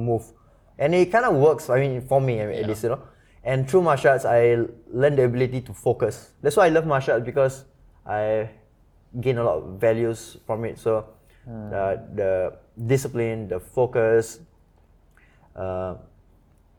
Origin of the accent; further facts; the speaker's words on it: Singapore; also born or lived in United States; being Singaporean, living in Singapore, we are kind of pampered, no? We grow up with maids.